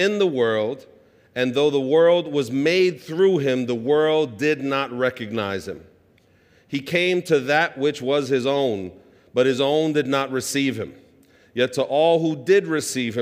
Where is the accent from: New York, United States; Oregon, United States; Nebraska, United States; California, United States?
New York, United States; New York City; I grew up in Sunset Park, Brooklyn, on 47th Street and 4th Avenue